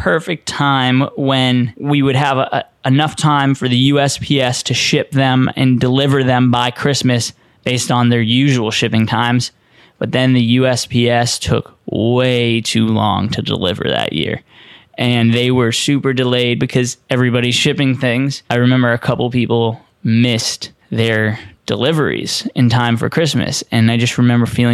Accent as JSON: {"language": "English", "town": "Boston", "region": "Massachusetts", "country": "United States", "tie": "born or raised there", "said": "growing up in Boston"}